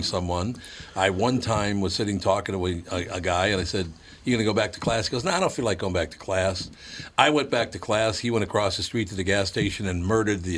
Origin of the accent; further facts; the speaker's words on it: Minnesota, United States; I was born and raised in Minnesota